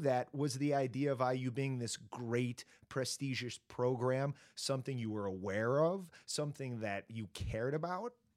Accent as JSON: {"language": "English", "region": "Indiana", "country": "United States", "tie": "born or raised there", "moved": "yes", "lives_now": "Los Angeles, United States", "said": "we grew up in the Midwest, I'm from Indiana, but now we've been in L A forever"}